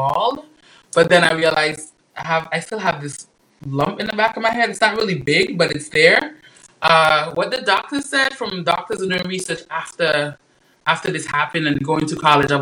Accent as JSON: {"language": "English", "country": "U.S. Virgin Islands", "tie": "born or raised there", "also_born_or_lived": "Dominica", "moved": "as an adult", "lives_now": "United States", "said": "So Dominica, is my hometown. I was born in Dominica. I was raised in St. Thomas."}